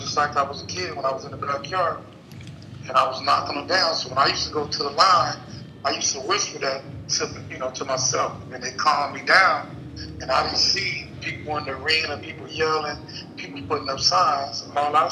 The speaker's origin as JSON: {"language": "English", "town": "Bakersfield", "region": "California", "country": "United States", "also_born_or_lived": "New York", "moved": "yes", "said": "I'm from Bakersfield. It's in the valleys."}